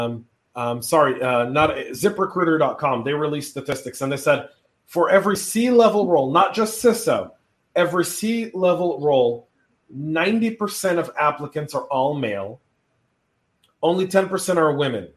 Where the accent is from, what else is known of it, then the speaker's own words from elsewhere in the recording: California, United States; now in Georgia, United States; when I grew up in California, California was still a great place to be